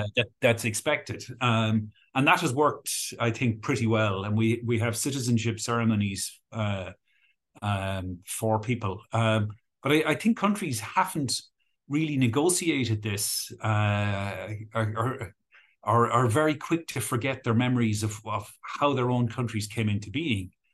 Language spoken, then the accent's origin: English; Ireland; accent: Irish; also born or lived in United Kingdom; retained my Irish accent when I was there.